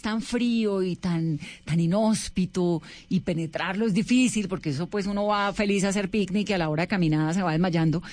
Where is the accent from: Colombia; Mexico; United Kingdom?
Colombia; Cali, Valle del Cauca; yo soy caleña